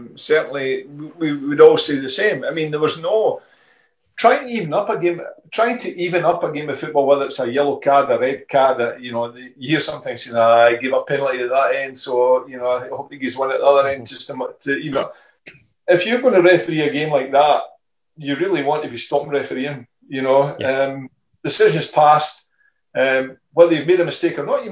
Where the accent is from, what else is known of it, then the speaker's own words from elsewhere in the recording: Fife, Scotland, United Kingdom; I'm from Fife. There's Rangers and Celtic fans here